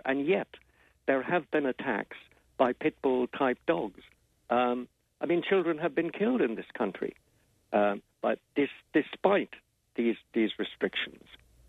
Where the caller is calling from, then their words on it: London, United Kingdom; I'm actually based in London. I'm calling you from London at the moment.